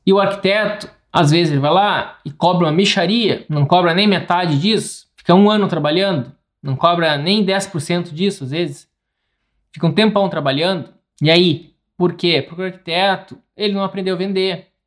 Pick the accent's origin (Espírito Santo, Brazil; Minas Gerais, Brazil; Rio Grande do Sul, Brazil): Rio Grande do Sul, Brazil; Porto Alegre; Eu sou de Porto Alegre